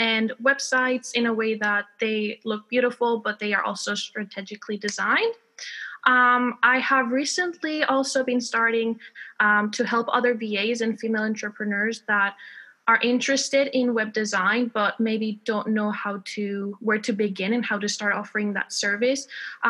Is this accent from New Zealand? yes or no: no; Spain; accent: American; English is a second language; also born or lived in Texas; now in United Kingdom; I am based in the UK, even though I'm originally from Spain. You might hear a bit of an American accent because I learned English in Texas.